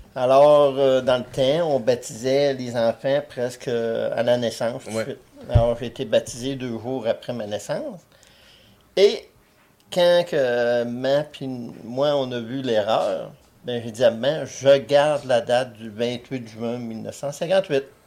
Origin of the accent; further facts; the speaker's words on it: Barraute, Quebec, Canada; moved away as an adult; also born or lived in Chibougamau / Winnipeg / North Bay / Montreal; Je suis né à Barrault, totalement à Barrault